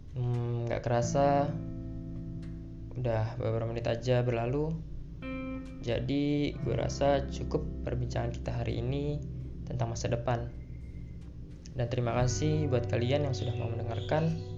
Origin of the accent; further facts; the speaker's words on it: Bandar Lampung, Lampung, Indonesia; lahir di Bandar Lampung, 11 Maret 2003